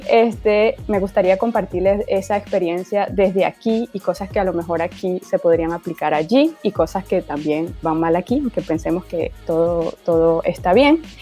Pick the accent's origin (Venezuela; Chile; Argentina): Venezuela; now in France; yo soy UX designer independiente, eh, yo soy de Venezuela, pero vivo en Francia ya desde hace unos años